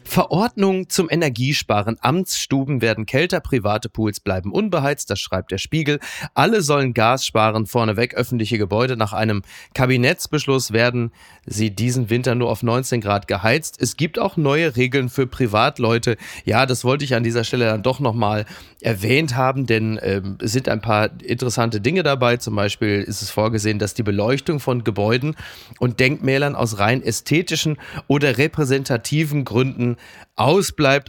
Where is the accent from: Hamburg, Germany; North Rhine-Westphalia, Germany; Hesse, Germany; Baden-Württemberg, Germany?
North Rhine-Westphalia, Germany; Castrop-Rauxel; die Sonnenstraße in meiner Heimat Castrop-Rauxel